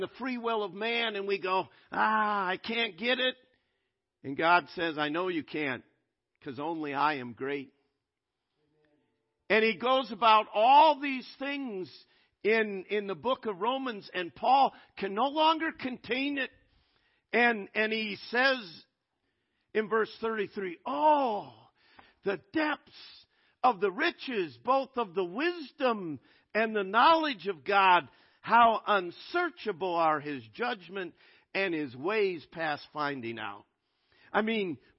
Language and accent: English; United States; I'm an American through and through